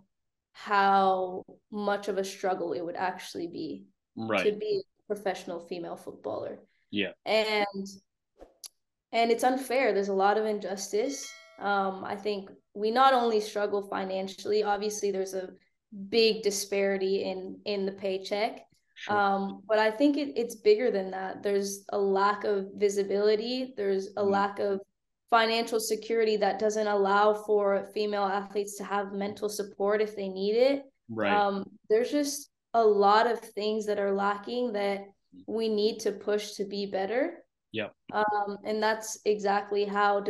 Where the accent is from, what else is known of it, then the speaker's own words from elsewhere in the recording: United States; moved away as an adult; also born or lived in Seville, Spain; now in France; I grew up playing in the States